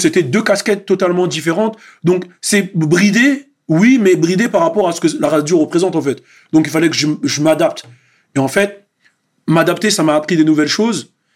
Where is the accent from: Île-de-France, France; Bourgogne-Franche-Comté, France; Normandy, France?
Île-de-France, France; Montfermeil; nous, souvent à Montfermeil